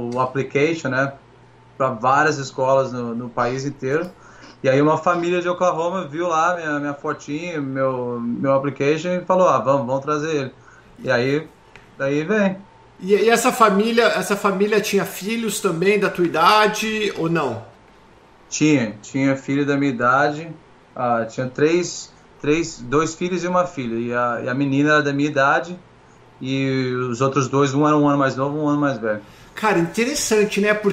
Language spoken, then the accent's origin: Portuguese; Taubaté, São Paulo, Brazil; moved away as an adult; also born or lived in Pindamonhangaba / Rio de Janeiro; now in United States; Eu nasci em Pindamonhangaba, no interior de São Paulo mas eu passei com dois anos eu mudei para Taubaté e morei lá praticamente minha vida inteira.